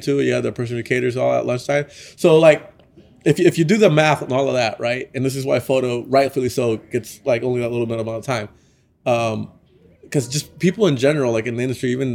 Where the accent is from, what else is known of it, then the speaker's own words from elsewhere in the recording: Nicaragua; I'm from Nicaragua